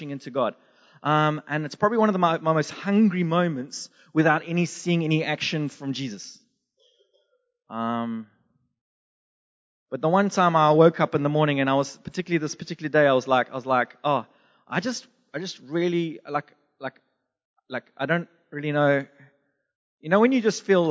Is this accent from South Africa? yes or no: yes; Durban, KwaZulu-Natal, South Africa; moved away; also born or lived in Zimbabwe / England / United States; I was born in Zimbabwe, bred in Durban, South Africa, and I lived in England and America